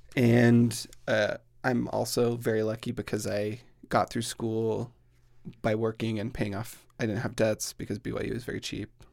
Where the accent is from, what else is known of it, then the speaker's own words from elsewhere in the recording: Plain City, Utah, United States; I grew up in Plain City, Utah, which is exactly what it sounds like